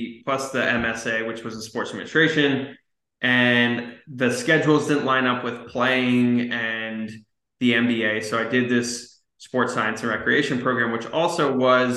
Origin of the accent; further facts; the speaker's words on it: Scottsdale, Arizona, United States; also born or lived in Southern California; I grew up in Scottsdale, Arizona